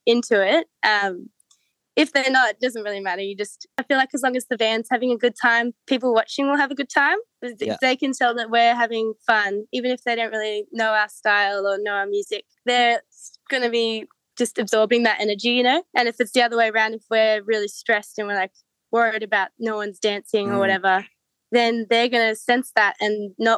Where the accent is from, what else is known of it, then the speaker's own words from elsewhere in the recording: Blue Mountains, New South Wales, Australia; moved away as an adult; now in Melbourne, Australia; We're originally from the Blue Mountains. That's where I grew up and lived until we moved to Melbourne in my like early 20s.